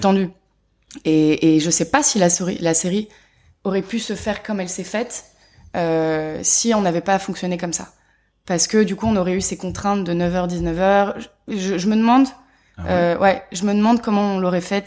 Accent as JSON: {"language": "French", "town": "Paris", "region": "Île-de-France", "country": "France", "tie": "born or raised there", "said": "je suis née à Paris. J'ai grandi à Paris"}